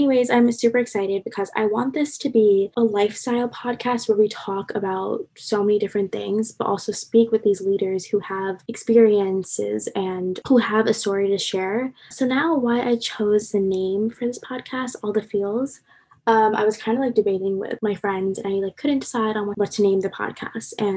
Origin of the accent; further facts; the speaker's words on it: Long Island, New York, United States; moved away as an adult; now in New Jersey, United States; I'm from Long Island, New York, so I'm an out-of-state student